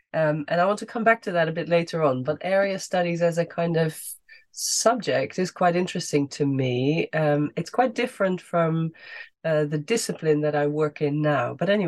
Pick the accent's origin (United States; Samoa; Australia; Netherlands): Netherlands; So I grew up in the Netherlands. … maybe suggests that already. And I went to school in the Netherlands